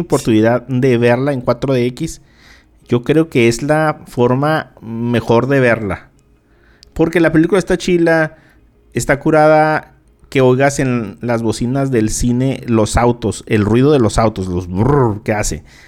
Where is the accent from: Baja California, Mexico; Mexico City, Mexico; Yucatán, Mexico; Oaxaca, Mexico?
Baja California, Mexico; Mexicali; los que somos acá de Mexicali y de Baja California, de Caléxico